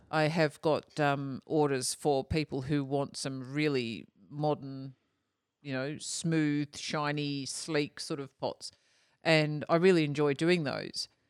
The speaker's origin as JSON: {"language": "English", "country": "Australia", "said": "being Australian too"}